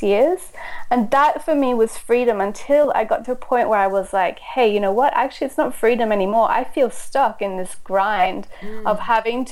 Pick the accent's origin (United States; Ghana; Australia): Australia; also born or lived in Austria; I was born in Austria. And when I was six, my mother married a German man and they moved to Australia.